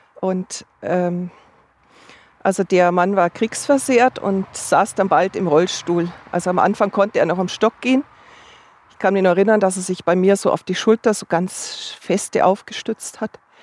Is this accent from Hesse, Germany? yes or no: no; Upper Bavaria, Germany; moved away as an adult; also born or lived in Munich; now in Augsburg, Germany; ich komme aus Oberbayern